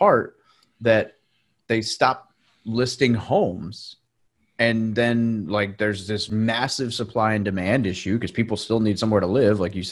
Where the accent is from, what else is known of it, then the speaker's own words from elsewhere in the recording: Arkansas, United States; I was not born there, but I grew up in Arkansas